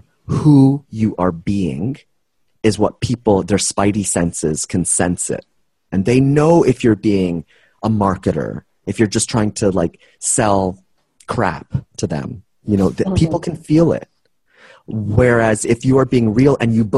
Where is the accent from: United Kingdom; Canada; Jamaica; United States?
Canada; I'm Canadian